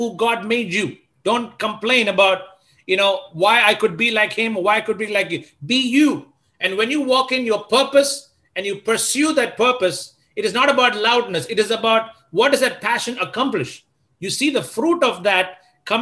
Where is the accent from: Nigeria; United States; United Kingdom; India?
India; Delhi